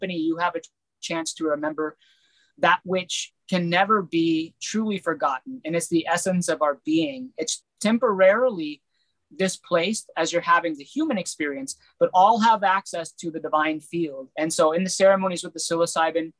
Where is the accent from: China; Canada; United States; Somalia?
United States; my people of America, being American born